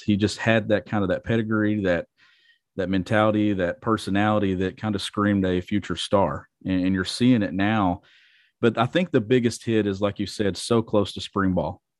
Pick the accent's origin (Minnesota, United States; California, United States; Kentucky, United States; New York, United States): Kentucky, United States; growing up in Kentucky